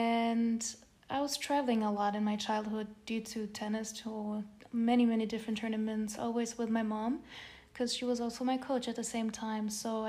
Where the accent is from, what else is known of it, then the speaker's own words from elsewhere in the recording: Germany; moved away as an adult; now in Los Angeles, United States; I'm from Germany, but my family comes from the Czech Republic.